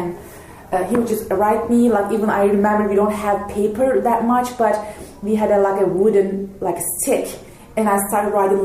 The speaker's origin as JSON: {"language": "English", "country": "Turkey", "tie": "born or raised there", "moved": "as an adult", "lives_now": "Montana, United States", "said": "I'm from Turkey"}